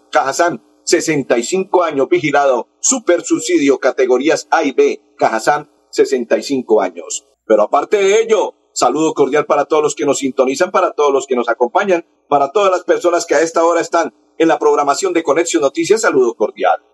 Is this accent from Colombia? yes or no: yes; Colombia; soy colombiano